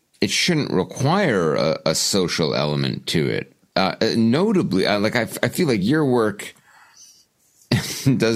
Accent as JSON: {"language": "English", "country": "Canada", "said": "I'm Canadian"}